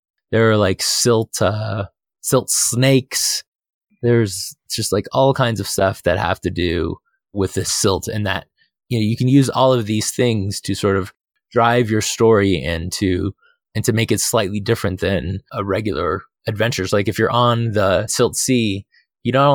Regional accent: Phoenix, Arizona, United States; moved away; I'm from Phoenix, from Arizona. And so like I lived in the desert for 30 years

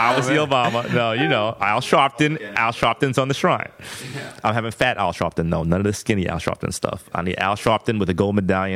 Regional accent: New York City, New York, United States; because I grew up in New York City, in Brooklyn specifically, is very diverse.

